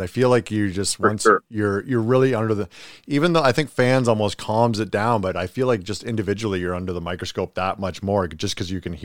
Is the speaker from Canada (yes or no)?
yes; Canada; Being Canadian